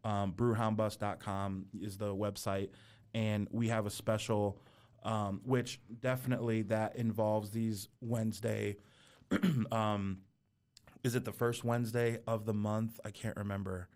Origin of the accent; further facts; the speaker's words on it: near San Francisco, California, United States; we're from California. I was born near San Francisco.